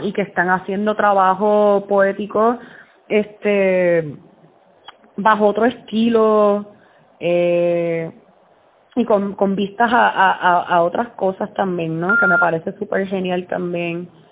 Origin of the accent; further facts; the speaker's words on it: Puerto Rico; moved away as an adult; now in New Jersey, United States; somos, somos puertorriqueños todos